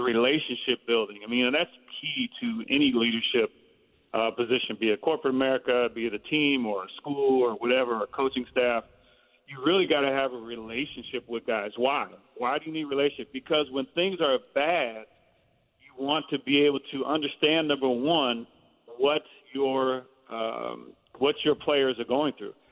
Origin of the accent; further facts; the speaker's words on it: Bay Area, California, United States; play in the Bay Area because I had grown up there